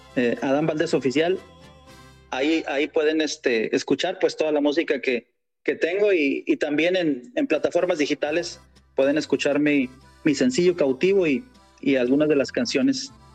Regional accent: Torreón, Coahuila, Mexico; moved away as an adult; now in Dallas, United States; del norte de México, una ciudad que se llama Torreón, Coahuila, eh, una región conocida como la comarca lagunera. Eh, de por allá somos

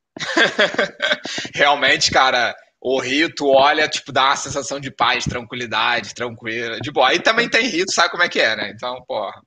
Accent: Rio de Janeiro, Brazil; now in Porto, Portugal; Eu nasci no Rio de Janeiro, mas eu me sinto no Porto tão bem quanto no Rio de Janeiro

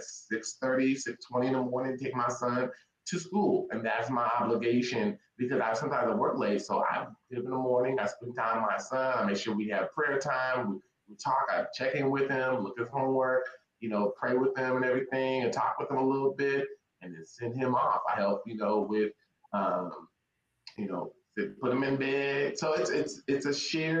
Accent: Tacoma, Washington, United States; moved away as an adult; now in Texas, United States; I'm originally from Tacoma, Washington, shout out Washington State, and moved here to go to school to run track at Texas State University.

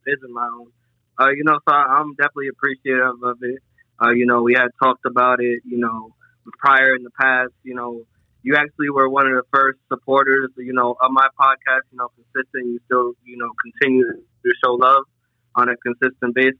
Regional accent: Providence, Rhode Island, United States; I grew up in Providence, Rhode Island

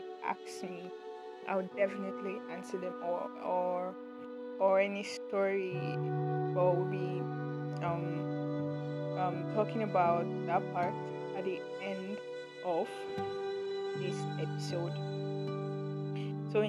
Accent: Nigeria; it's not been easy being a Nigerian and being a Nigerian student

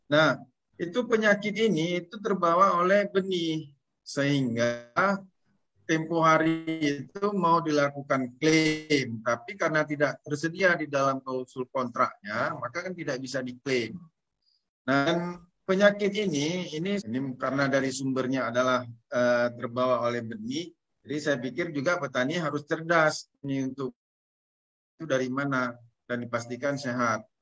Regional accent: Aceh, Indonesia; harapan dari kami Aceh yang paling ujung dari Indonesia

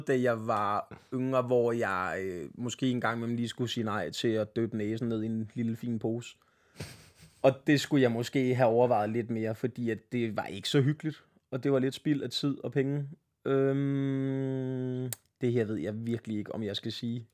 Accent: Svenstrup, North Denmark Region, Denmark; moved away as an adult; also born or lived in Copenhagen; jeg flyttede tilbage til Svenstrup, min hjemby

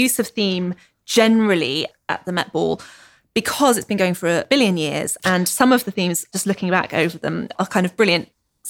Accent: United Kingdom; Obviously, we love that because we're British.

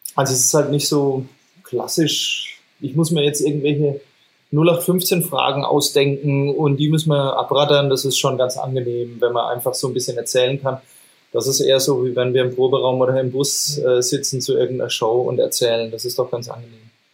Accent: Franconia, Bavaria, Germany; accent: Franconian; mit unserem fränkischen Dialekt

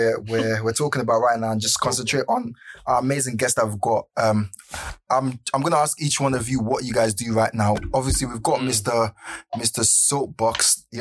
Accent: Nigeria; I'm Nigerian

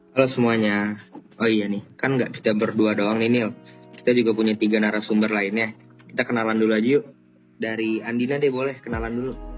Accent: Jakarta, Indonesia; asal saya dari Jakarta.

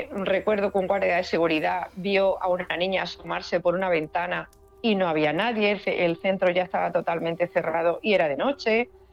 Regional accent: La Carolina, Andalusia, Spain; aquí en mi pueblo, en La Carolina

